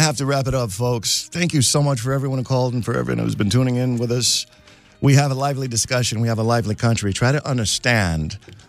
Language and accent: English; Missouri, United States; I'm from the Show Me State.